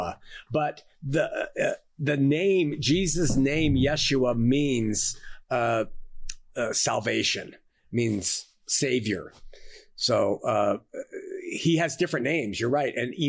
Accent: Montebello, California, United States; I was born in Los Angeles. Okay, I was. but I was really born in Montebello, which is part of Los Angeles

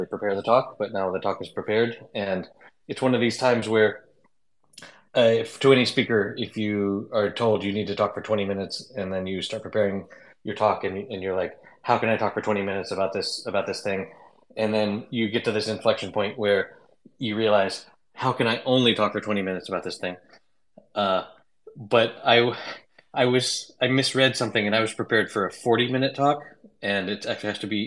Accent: North Carolina, United States; moved away; I'm originally from North Carolina

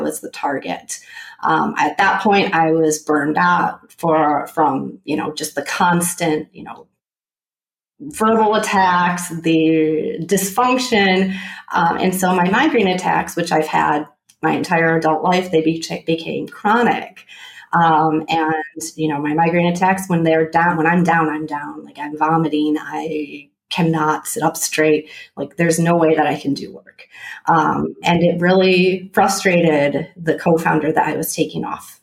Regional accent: Michigan, United States; moved away as an adult; also born or lived in Philadelphia; I was born and raised in Michigan

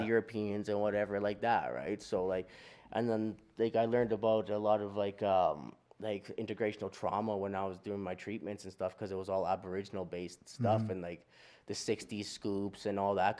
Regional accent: Duck Lake, Saskatchewan, Canada; Like we come from Beardies and Okemasis and Duck Lake, right? Out in Saskatchewan.

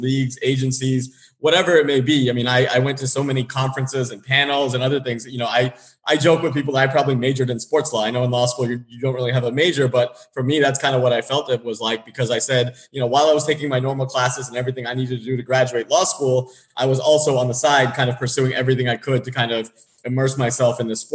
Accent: San Diego, California, United States; moved away as an adult; also born or lived in Boston; I grew up in San Diego

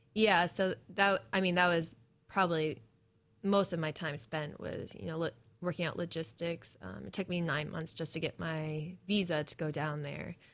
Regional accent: New England, United States; moved away as an adult; also born or lived in Maine / Michigan / New Hampshire; now in Corvallis, United States; I'm from New England, I'm from a lot of nature

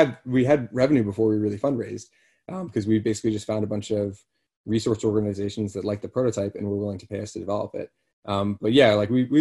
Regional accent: Boston, Massachusetts, United States; I'm from Boston

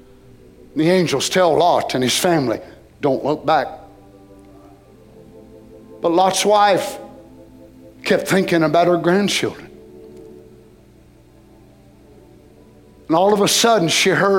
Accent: United States; as a Christian, as an American

